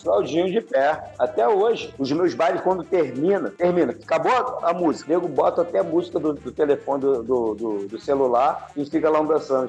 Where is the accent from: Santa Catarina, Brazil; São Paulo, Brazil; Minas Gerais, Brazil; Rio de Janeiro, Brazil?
Rio de Janeiro, Brazil; Campo Grande, Santa Cruz, né, que era minha terra, minha, da minha, a minha raiz de lá, né, Santa Cruz